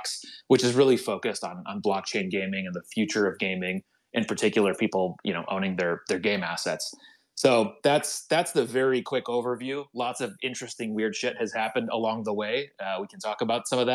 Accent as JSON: {"language": "English", "country": "United States", "said": "I'm an American"}